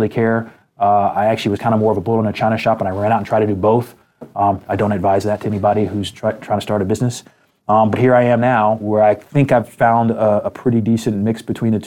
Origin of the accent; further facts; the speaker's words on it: United States; being from America and being an American